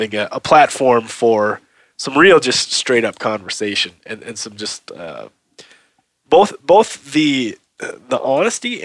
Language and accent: English; Minnesota, United States; moved away as an adult; also born or lived in Brooklyn, New York City; now in Bozeman, United States; I'm from Minnesota too